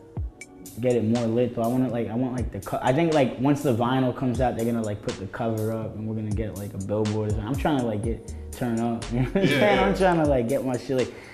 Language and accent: English; New York, United States; I'm from New York